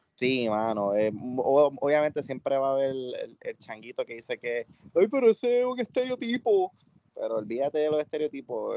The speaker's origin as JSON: {"language": "Spanish", "country": "Puerto Rico", "said": "debemos sentirnos orgullosos como puertorriqueños"}